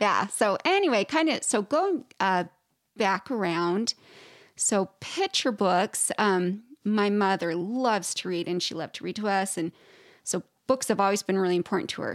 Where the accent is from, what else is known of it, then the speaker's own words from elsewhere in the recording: Idaho, United States; I'm originally from Idaho